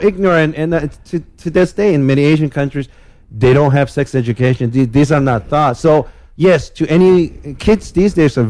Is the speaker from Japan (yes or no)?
yes; Japan; moved away; I'm from Japan.